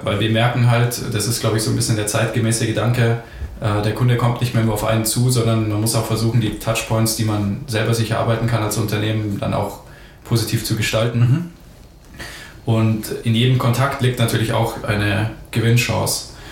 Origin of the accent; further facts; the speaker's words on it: Ingolstadt, Bavaria, Germany; geboren in Ingolstadt, aufgewachsen in Ingolstadt